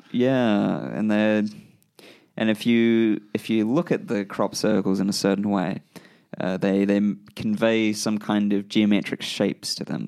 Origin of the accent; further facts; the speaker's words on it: Christchurch, Canterbury, New Zealand; I grew up in Christchurch, New Zealand